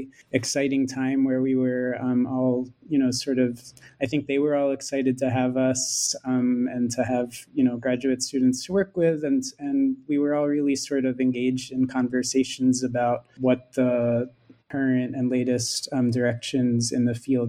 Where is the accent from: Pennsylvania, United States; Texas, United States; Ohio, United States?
Pennsylvania, United States; Philadelphia; I'm American. I studied film and media studies as an undergraduate at Swarthmore College and grew up in Philadelphia, where Carinel is teaching.